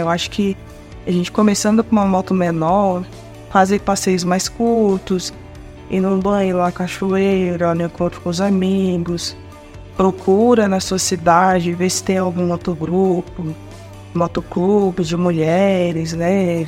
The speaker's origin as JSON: {"language": "Portuguese", "town": "João Pessoa", "region": "Paraíba", "country": "Brazil", "tie": "born or raised there", "also_born_or_lived": "abroad (17 years)", "moved": "yes", "lives_now": "Manaus, Brazil", "said": "sou natural de João Pessoa, Paraíba"}